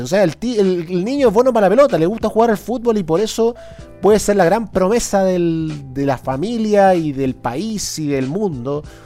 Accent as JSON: {"language": "Spanish", "country": "Chile", "said": "una sociedad neoliberal como esta, como la chilena"}